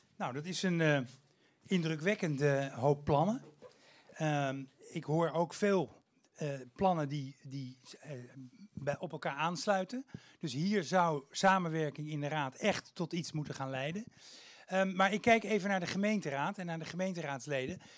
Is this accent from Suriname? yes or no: no; Haarlem, North Holland, Netherlands; ik kom uit Haarlem